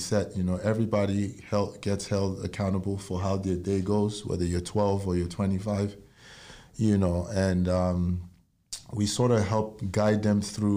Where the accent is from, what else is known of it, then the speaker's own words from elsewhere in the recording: Nigeria; moved away as an adult; now in United States; I was born and raised in Nigeria, and I moved to the U.S.